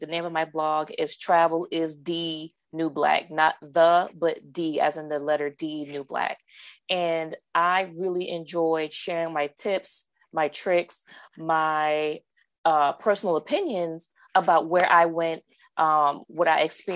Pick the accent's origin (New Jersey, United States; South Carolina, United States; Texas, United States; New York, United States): South Carolina, United States; Charleston; moved away as an adult; now in Baltimore County, United States; I'm originally from Charleston, South Carolina. I relocated to the Baltimore County area for work.